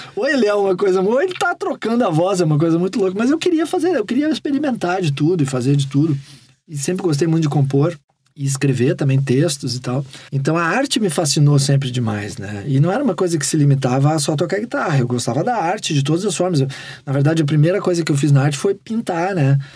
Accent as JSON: {"language": "Portuguese", "town": "Porto Alegre", "region": "Rio Grande do Sul", "country": "Brazil", "tie": "born or raised there", "also_born_or_lived": "Rio de Janeiro", "said": "É em Porto Alegre. Guri de apartamento de Porto Alegre"}